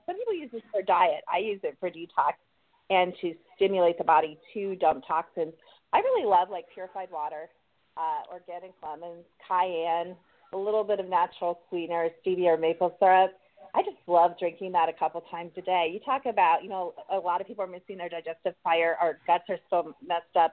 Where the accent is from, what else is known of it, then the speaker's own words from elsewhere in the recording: Columbus, Ohio, United States; now in North Carolina, United States; I'm from Columbus, Ohio, even though we live in North Carolina now.